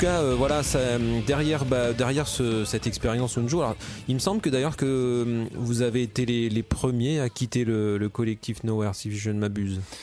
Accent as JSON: {"language": "French", "town": "La Rochelle", "region": "Nouvelle-Aquitaine", "country": "France", "moved": "yes", "said": "moi je venais de La Rochelle à l'époque."}